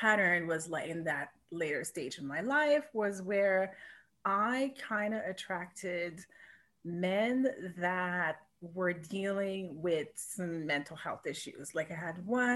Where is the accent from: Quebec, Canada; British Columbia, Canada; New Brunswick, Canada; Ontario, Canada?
Quebec, Canada; Montreal; moved away as an adult; also born or lived in Vancouver; I was born and raised in Montreal